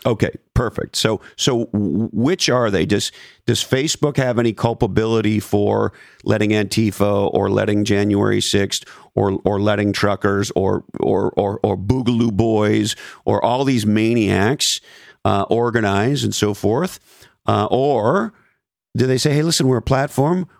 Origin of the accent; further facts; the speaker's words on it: Montreal, Quebec, Canada; moved away; when I was a kid growing up in Montreal